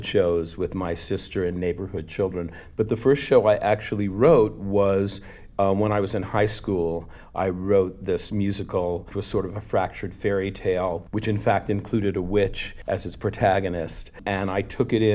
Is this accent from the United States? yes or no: yes; Long Island, New York, United States; I'm a Long Island Jewish boy. You know, I grew up close to New York City